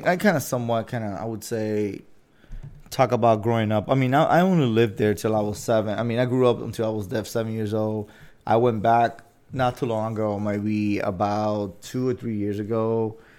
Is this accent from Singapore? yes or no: no; Dominican Republic; moved away; I'm from the Dominican Republic